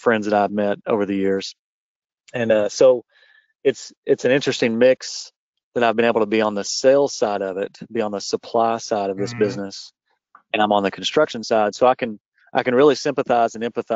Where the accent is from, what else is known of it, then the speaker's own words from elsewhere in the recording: Paintsville, Lexington, Eastern Kentucky, United States; I grew up in Eastern Kentucky in Paintsville until I was in about the fifth grade, and then we moved. So I've been in the Lexington area since I was a freshman in high school.